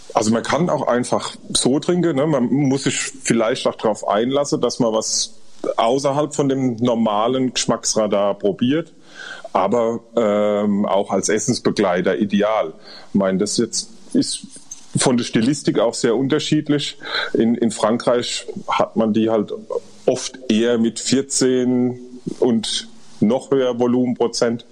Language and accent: German; Rhineland-Palatinate, Germany; wir sind Pfälzer